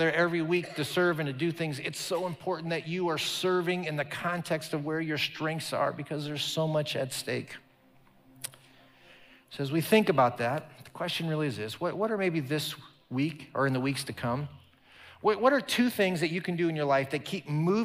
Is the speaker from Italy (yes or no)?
no; Omaha, Nebraska, United States; moved away; my hometown there in Omaha